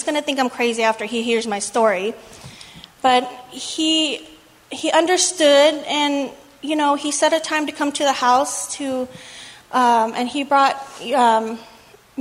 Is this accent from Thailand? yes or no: yes; Thailand; moved away; My family, they're all Buddhists, and we're from Thailand